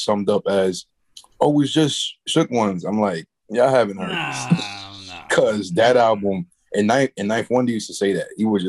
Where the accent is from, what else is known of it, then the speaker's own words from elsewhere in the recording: New York City, New York, United States; I'm from Queens